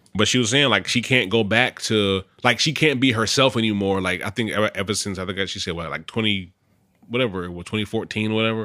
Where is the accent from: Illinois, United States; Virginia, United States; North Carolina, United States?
North Carolina, United States; Charlotte; moved away as an adult; I'm from Charlotte